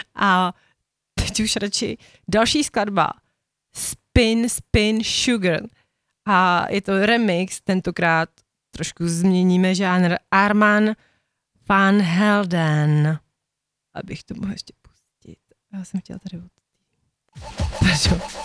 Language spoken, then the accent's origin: Czech; Bohemia, Czechia; u nás v Čechách